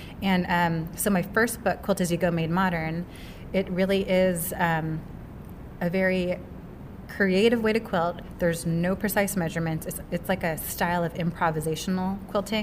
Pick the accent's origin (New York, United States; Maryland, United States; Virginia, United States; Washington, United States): Washington, United States; Seattle; I'm from Seattle, Washington